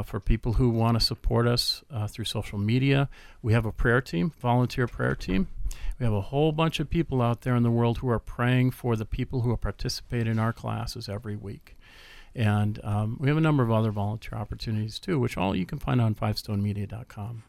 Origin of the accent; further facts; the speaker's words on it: Minneapolis, Minnesota, United States; I grew up in the Twin Cities